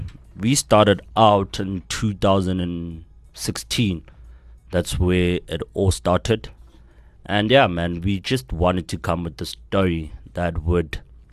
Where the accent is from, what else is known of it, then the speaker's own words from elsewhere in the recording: Tembisa, Gauteng, South Africa; I'm from Tembisa. Originally from Tembisa.